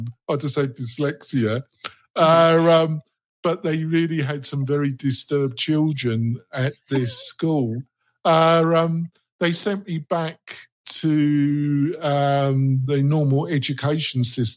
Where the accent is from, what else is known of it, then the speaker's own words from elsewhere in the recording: London, United Kingdom; moved away; I was brought up in the borough of Redbridge, the nearest in a suburb, a commuter area called Barkingside, which is northeast London.